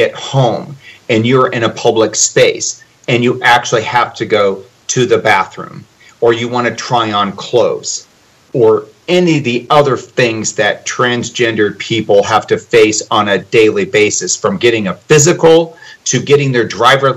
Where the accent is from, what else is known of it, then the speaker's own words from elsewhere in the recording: Nebraska, United States; I'm from Nebraska